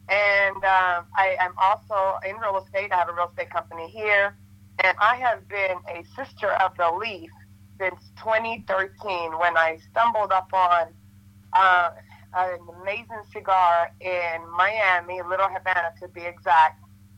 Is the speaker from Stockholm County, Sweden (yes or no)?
yes; Stockholm, Stockholm County, Sweden; moved away as an adult; now in Atlanta, United States; I was born and raised in Stockholm, Sweden. My mom is from Finland and my dad is East African. So I'm a little bit everywhere. And I actually came to Atlanta in 94 to play basketball and go to college.